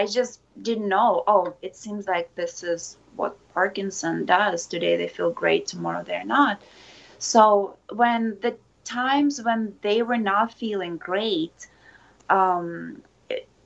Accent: Ukraine; now in Japan; I'm originally from Ukraine And I came to Japan 16 years ago.

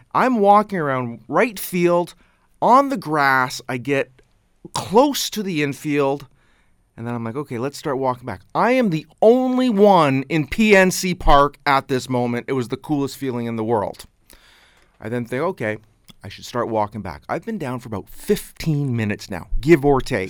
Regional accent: Canada; I'm from Canada

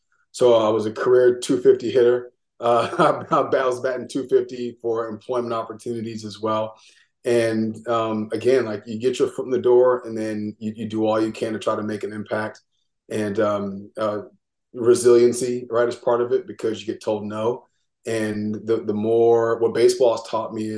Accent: Seattle, Washington, United States; moved away as an adult; I'm from Seattle, Washington originally.

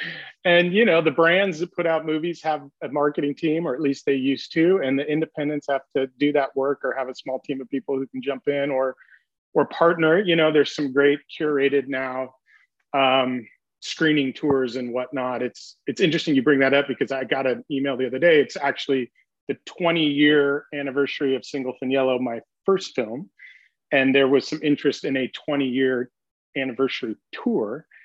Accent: Pasadena, California, United States; I grew up in Southern California, and I actually grew up in Pasadena, which as a kid I was embarrassed to share with surfers.

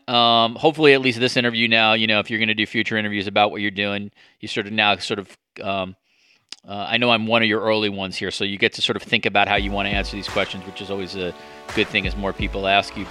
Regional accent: United States; moved away as an adult; now in Canada; since I moved to Canada, and I, I have a little bit of an outsider perspective now as an American in another country

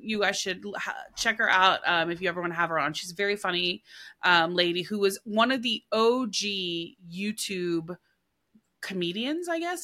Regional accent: Oklahoma, United States; I'm from Oklahoma

